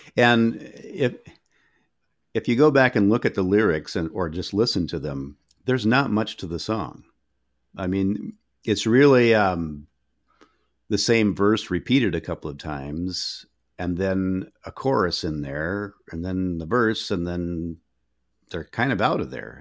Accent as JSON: {"language": "English", "region": "Minnesota", "country": "United States", "said": "I'm from Minnesota"}